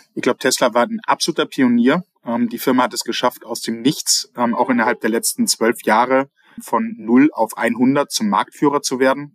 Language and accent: German; North Sea coast between Hamburg and Sylt, Schleswig-Holstein, Germany; now in Austria; Zwischen Hamburg und Sylt bin ich an der Nordseeküste aufgewachsen.